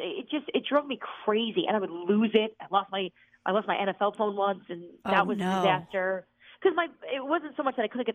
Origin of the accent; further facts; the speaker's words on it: New Jersey, United States; moved away; also born or lived in Virginia; I'm from New Jersey